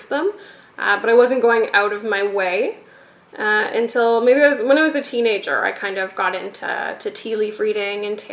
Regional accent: Kitchener, Ontario, Canada; I was raised in Kitchener.

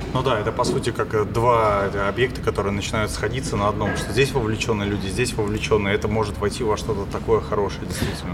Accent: Pushkin, Saint Petersburg, Russia; я вообще из Питера, но я из Пушкина

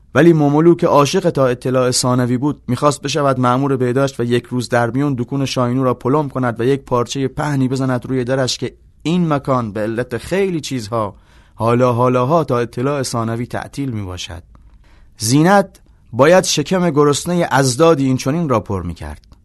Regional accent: southern Iran, Iran; born or raised there

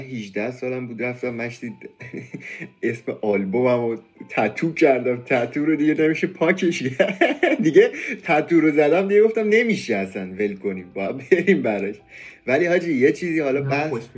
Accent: Iran; به عنوان یه ایرانی

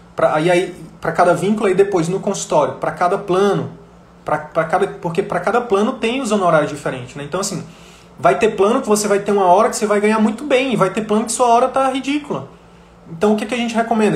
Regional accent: Northeast Region, Brazil; eu sou nordestino

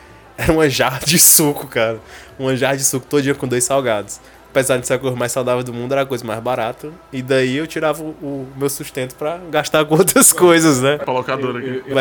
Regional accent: Icaraí, Brazil; Uma moreninha eu comia muito lá no Icaraí. Lá no, no, tem um condomínio, né? Que eu cresci lá no Icaraí. Na minha, todas as minhas férias eu ia pra lá.

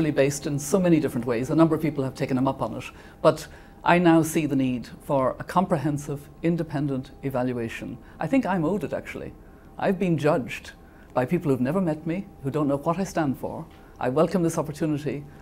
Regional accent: Ireland; moved away as an adult; now in New York, United States; It's a second home to me as an Irish person.

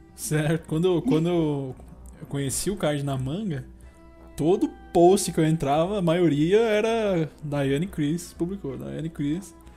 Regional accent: interior of São Paulo, Brazil; eu sou do interior de São Paulo

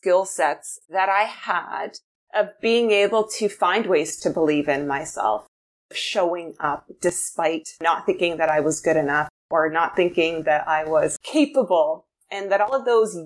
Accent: New Brunswick, Canada; I grew up in New Brunswick, so East Coast Canada.

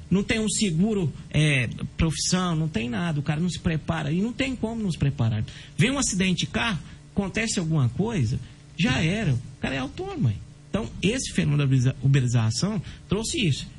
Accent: Brazil; nós somos brasileiros

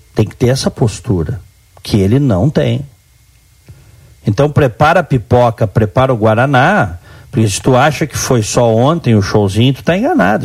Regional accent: Brazil; eu, como brasileiro

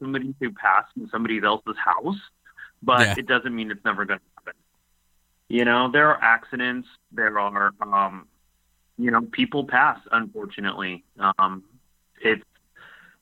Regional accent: San Diego, California, United States; moved away as an adult; now in Orange County, United States; I'm originally from San Diego

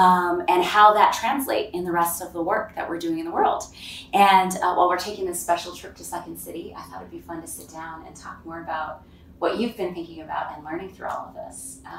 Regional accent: Chicago, Illinois, United States; moved away; today I'm in Chicago, my hometown

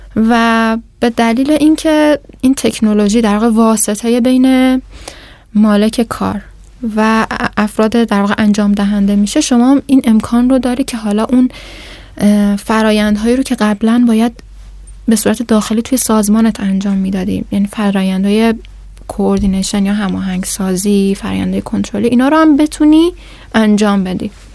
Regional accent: Iran; من ایرانی هستم

